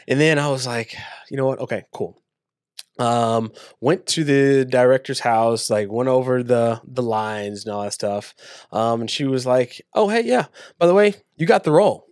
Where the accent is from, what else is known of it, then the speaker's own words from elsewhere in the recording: Waco, Texas, United States; was born and raised in Waco, Texas.